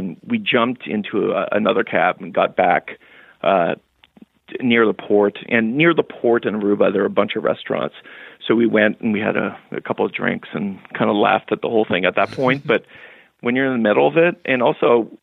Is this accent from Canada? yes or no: yes; Canada; My wife and I, we're Canadian